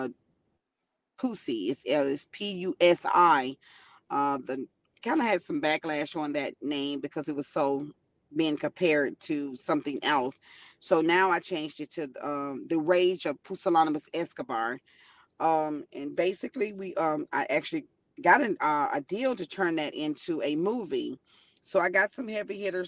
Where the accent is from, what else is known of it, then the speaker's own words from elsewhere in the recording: Memphis, Tennessee, United States; moved away as an adult; also born or lived in Chicago, United States; now in Houston, United States; I was born in Chicago, moved to Memphis, spent a majority of my time in Memphis